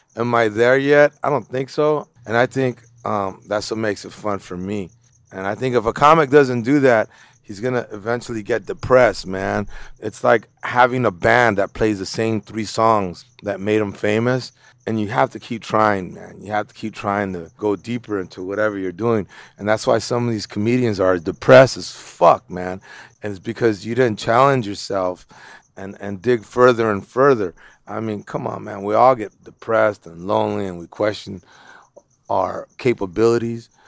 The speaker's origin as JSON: {"language": "English", "town": "Los Angeles", "region": "California", "country": "United States", "tie": "born or raised there", "said": "I grew up in East L A in Bald Heights"}